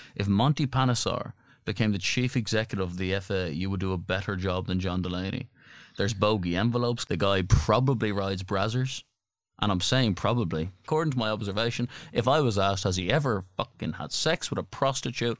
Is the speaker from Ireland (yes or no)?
yes; Ireland